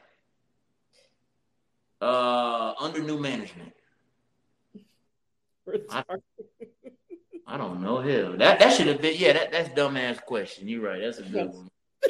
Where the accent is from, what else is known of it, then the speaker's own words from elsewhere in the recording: New York City, New York, United States; when I was like 13 growing up in Brooklyn.